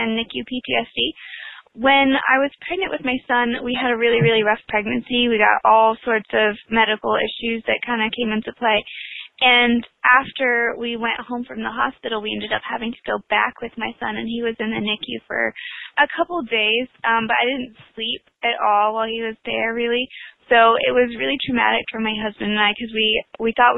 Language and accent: English; northwest Oklahoma, United States; I grew up in a tiny town in northwest Oklahoma